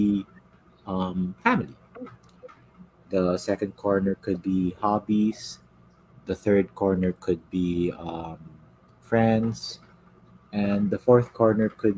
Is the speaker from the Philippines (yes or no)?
yes; Philippines; I am Filipino